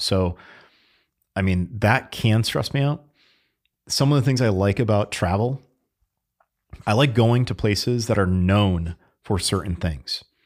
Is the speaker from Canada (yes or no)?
no; Connecticut, United States; I grew up in Connecticut